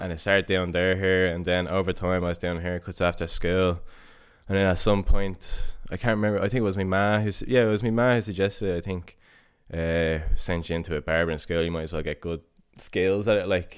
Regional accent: Dublin, Leinster, Ireland; moved away as an adult; now in Stockholm, Sweden; I grew up in Coolock and went to Chanel

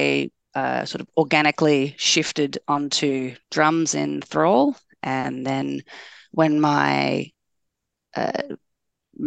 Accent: Tasmania, Australia; now in Melbourne, Australia; I'm originally from Tasmania

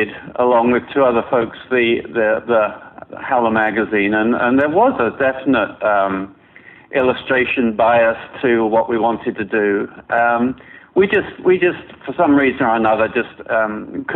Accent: London, United Kingdom; moved away as an adult; also born or lived in Toronto; now in New York, United States; I grew up in London

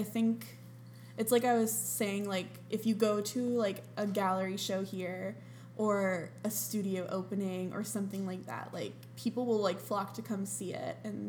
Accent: Columbus, Ohio, United States; I'm from Columbus, Ohio.

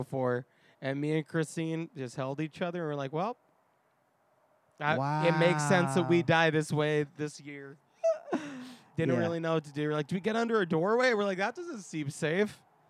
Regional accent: New York, United States; now in Los Angeles, United States; As a New Yorker

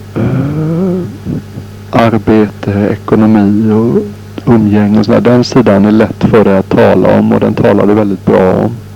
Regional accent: Sweden; moved away; när jag är hemma i Sverige

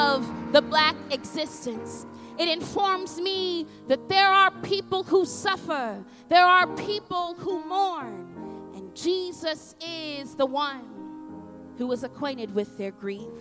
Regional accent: United States; I'm a Black woman born and raised in the United States

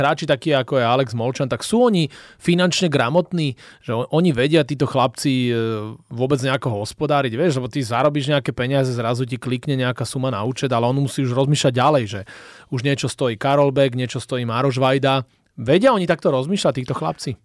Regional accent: Slovakia

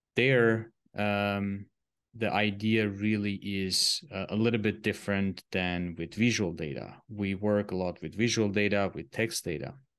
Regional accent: Armenia; moved away as an adult; also born or lived in Switzerland; I'm originally coming from Armenia. It's a Eastern European small country

